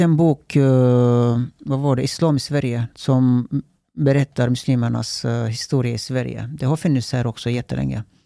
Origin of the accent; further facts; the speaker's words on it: Turkey; Swedish is a second language; now in Sweden; jag är uppvuxen i Turkiet